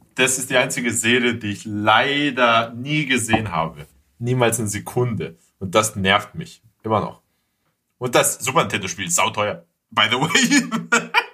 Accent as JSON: {"language": "German", "country": "Greece", "said": "als Grieche"}